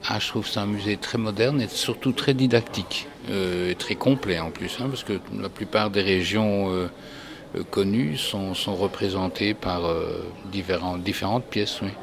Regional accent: Belgium; je suis belge, je suis en visite

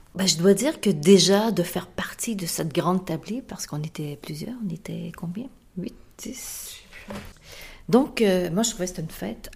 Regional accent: Canada; also born or lived in Marseille / New York; en tant que Canadien

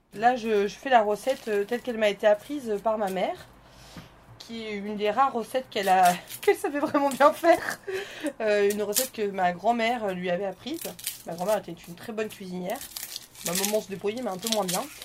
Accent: Normandy, France; je viens de Normandie

